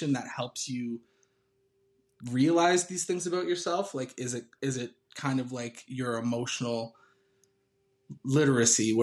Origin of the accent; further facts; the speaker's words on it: Texas, United States; I'm a Texan.